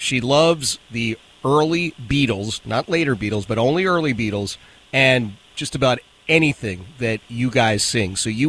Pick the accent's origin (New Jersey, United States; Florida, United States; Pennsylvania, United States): Pennsylvania, United States; Philadelphia; growing up in Philadelphia